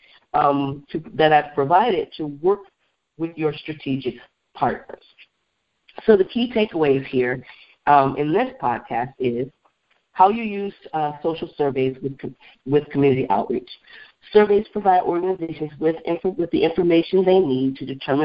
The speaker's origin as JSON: {"language": "English", "town": "Beloit", "region": "Wisconsin", "country": "United States", "tie": "born or raised there", "said": "there's a Culver's restaurant in my hometown, Beloit, Wisconsin"}